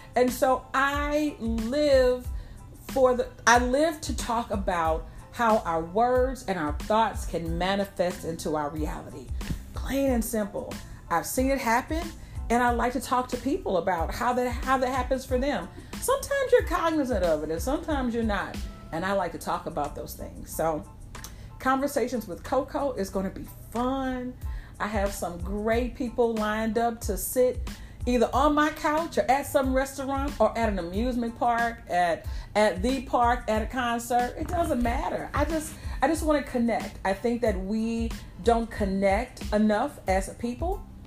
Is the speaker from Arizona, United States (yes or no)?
no; St. Louis, Missouri, United States; I'm from St. Louis